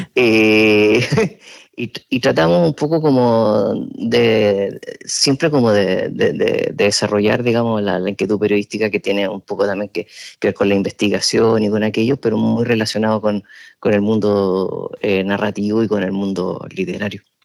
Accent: Chile; moved away as an adult; now in San Sebastián, Spain; yo estudié periodismo en Chile, que es mi país de origen. Yo llegué cuando ya tenía 29 años acá

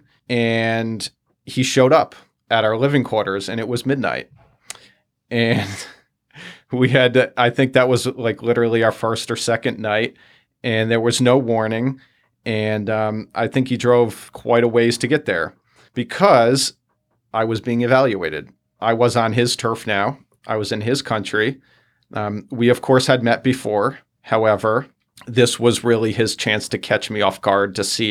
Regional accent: United States; an American tourist who wants to see the city

